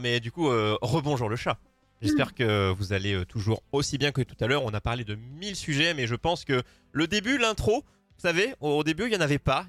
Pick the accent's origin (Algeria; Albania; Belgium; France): France; je suis français